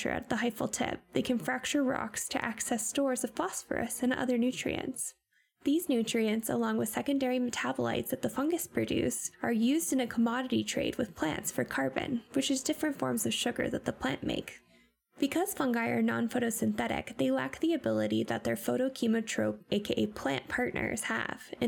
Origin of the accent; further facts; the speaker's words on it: Pacific Northwest, United States; growing up in the Pacific Northwest